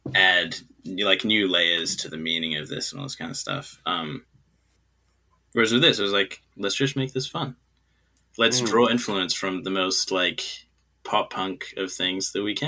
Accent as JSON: {"language": "English", "country": "China", "tie": "born or raised there", "also_born_or_lived": "New Zealand", "said": "Because I'm from New Zealand, right, but I grew up in China. And so I don't really feel like I'm from New Zealand, but I can't really feel like I'm from China either."}